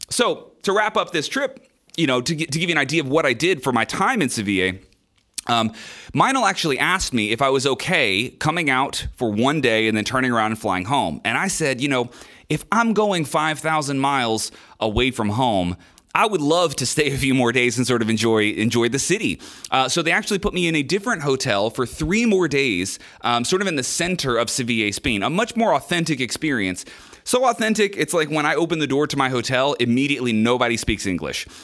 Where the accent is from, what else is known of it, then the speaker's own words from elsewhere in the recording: United States; I'm a musician from America